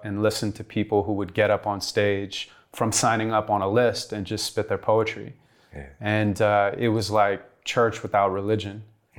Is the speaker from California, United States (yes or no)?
yes; Santa Monica, California, United States; I grew up in Santa Monica, California. My mom's a school teacher.